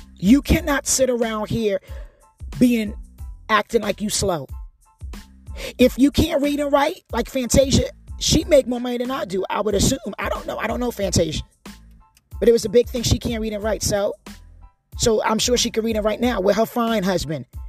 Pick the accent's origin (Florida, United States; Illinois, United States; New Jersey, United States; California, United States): New Jersey, United States; moved away; also born or lived in Hawaii; I'm not even born in America. But I grew up in Jersey